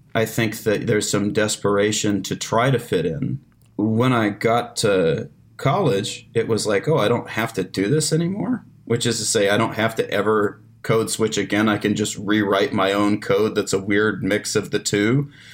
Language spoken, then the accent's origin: English; the Ozarks, United States; I was like, "The Ozarks."